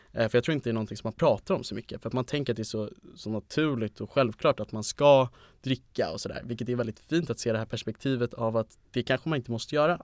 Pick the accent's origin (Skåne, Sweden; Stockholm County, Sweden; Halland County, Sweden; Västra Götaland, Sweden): Stockholm County, Sweden; Stockholm; jag är 20, kommer från Stockholm